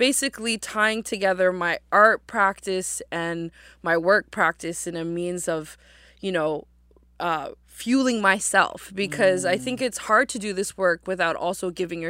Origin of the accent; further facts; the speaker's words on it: Halifax, Nova Scotia, Canada; I was born and raised here in Jibuktuk in Halifax, and my mom's family came here in the 70s.